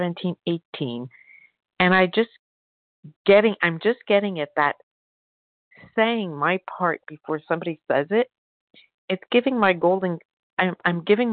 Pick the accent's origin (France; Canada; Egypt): France; I'm French